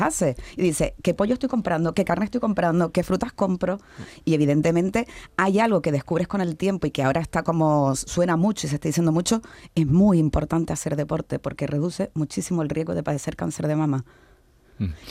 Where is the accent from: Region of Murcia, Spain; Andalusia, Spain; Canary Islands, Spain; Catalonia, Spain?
Canary Islands, Spain; now in Seville, Spain; como dirían en mi tierra, yo soy canaria